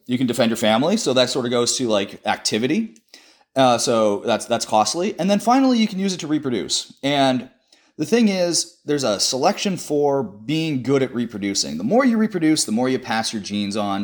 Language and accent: English; Denver, Colorado, United States; moved away as an adult; also born or lived in Saint Louis / Cambridge; I'm originally from Denver, Colorado, the Mile High City